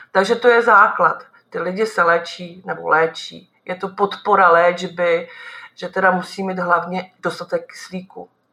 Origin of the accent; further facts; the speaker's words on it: Nymburk, Central Bohemian Region, Czechia; jsem z Nymburka